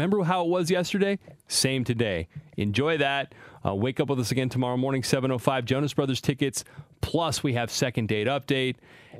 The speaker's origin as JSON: {"language": "English", "region": "California", "country": "United States", "tie": "born or raised there", "said": "I grew up in California"}